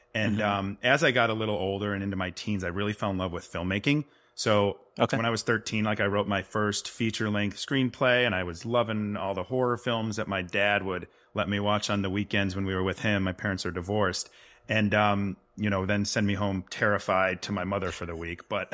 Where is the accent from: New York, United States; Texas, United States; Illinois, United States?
Illinois, United States; Rolling Meadows; No, you tracked me down. Yeah, I grew up in and around Rolling Meadows, Illinois. It's about 25 miles outside of Chicago.